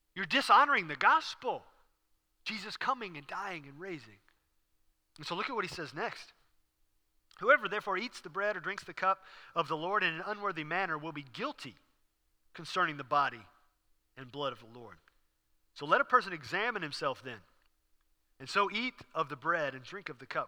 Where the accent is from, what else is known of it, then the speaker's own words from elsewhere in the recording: Houston, Texas, United States; I was raised in Houston. I learned to drive in Houston